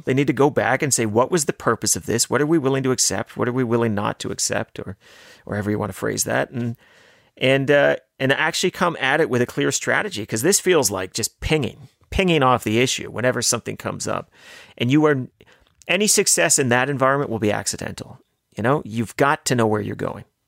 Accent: Canada; as a Canadian, as a taxpayer

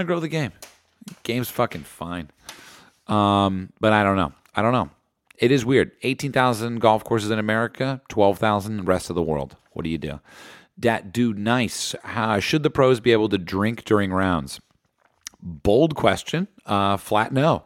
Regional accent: New Jersey, United States; my home state

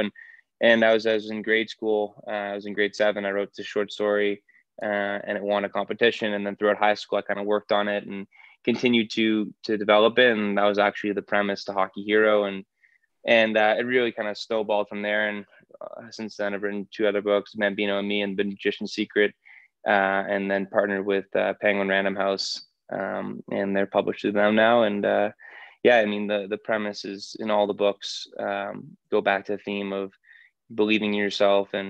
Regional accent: Toronto, Ontario, Canada; I grew up in Toronto, obviously a very big hockey city

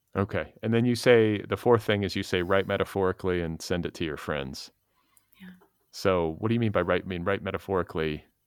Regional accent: Milwaukee, Wisconsin, United States; moved away; I grew up in Milwaukee, part of my childhood, in Wisconsin

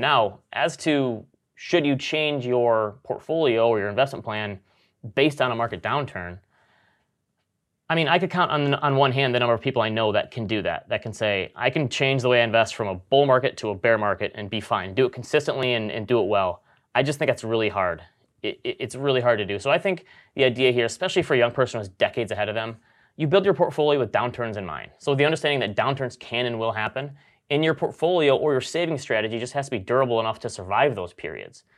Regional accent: Grand Rapids, Michigan, United States; born or raised there

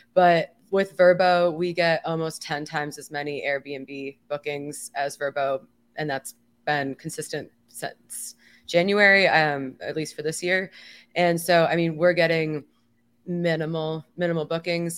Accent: Miami, Florida, United States; in my hometown

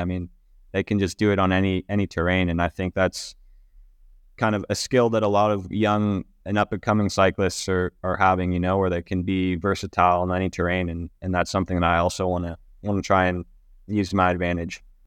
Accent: United States; moved away as an adult; as an American rider trying to come over and, and race in Europe

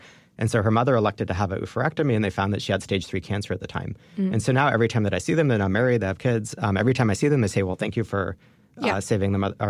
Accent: Jerusalem, Jerusalem District, Israel; born there; Yeah, I was born in Jerusalem.

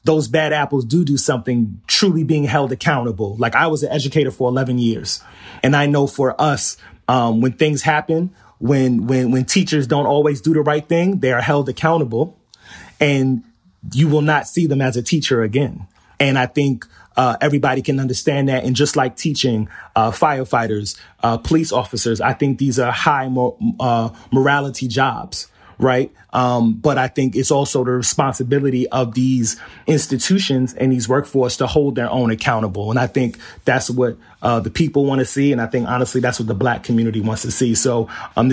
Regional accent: New York City, New York, United States; also born or lived in Howard Beach, Queens; I grew up in Flushing. I'm in Pominock Houses

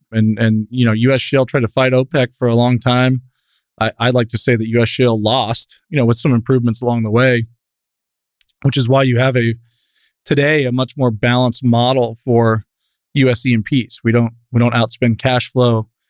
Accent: Newport Beach, California, United States; now in Midland, United States; I grew up in Newport Beach. I was a product of, you know, Orange County surf culture, pop culture

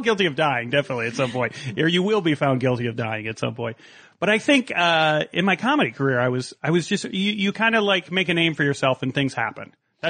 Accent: Midwest, United States; I grew up in the Midwest, and you're a Midwest person as well.

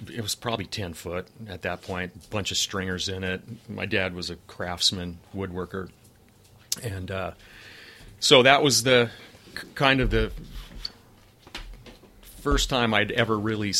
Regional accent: Los Angeles, California, United States; I was born in Van Nuys, California, and lived there for 11 years.

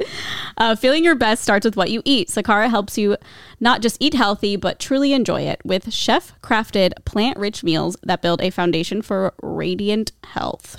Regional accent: Omaha, Nebraska, United States; I'm from Nebraska

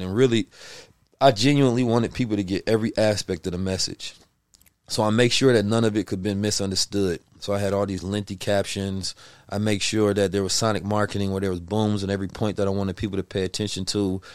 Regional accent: Oakland, California, United States; also born or lived in St. Louis, Missouri; I was born in St. Louis, raised in Oakland, California.

